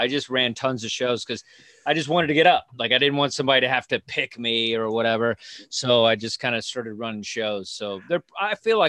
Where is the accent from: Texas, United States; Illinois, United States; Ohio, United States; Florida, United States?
Texas, United States; moved away as an adult; now in New York, United States; I was born and raised in Texas